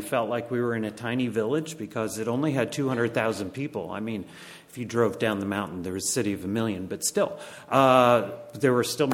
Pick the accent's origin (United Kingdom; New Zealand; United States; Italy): United States; Connecticut; moved away as an adult; also born or lived in Bangladesh; now in York County, Pennsylvania, United States; My wife and I actually grew up in Connecticut